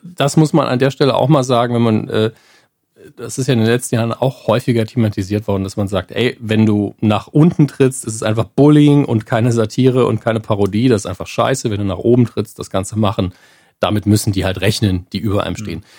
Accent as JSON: {"language": "German", "region": "Saarland", "country": "Germany", "said": "wir kommen ja aus dem Bundesland, wo Kommunikation zu wenig passiert. Da werden Konflikte oft nicht ausdiskutiert"}